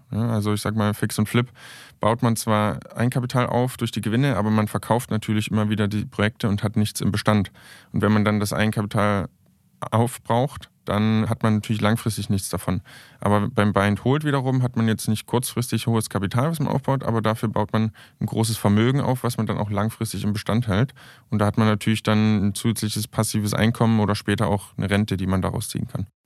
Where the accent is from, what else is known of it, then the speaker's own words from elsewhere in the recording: Saxony, Germany; die sind alle in Sachsen, in meiner Heimat. Ich komme ja ursprünglich aus Sachsen.